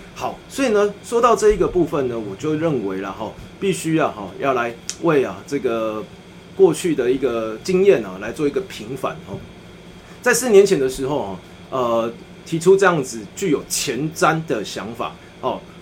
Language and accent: Chinese; Tainan, Taiwan; 我们都是台南人